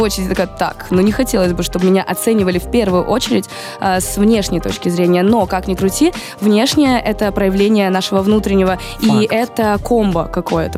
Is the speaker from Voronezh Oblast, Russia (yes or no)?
no; Rostov-on-Don, Rostov Oblast, Russia; now in Moscow, Russia; я из Ростова тоже